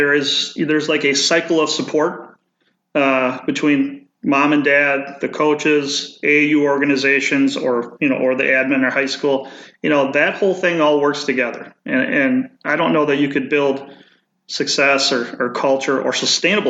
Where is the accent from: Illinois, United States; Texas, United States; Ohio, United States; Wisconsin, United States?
Wisconsin, United States; Merrill; not in my hometown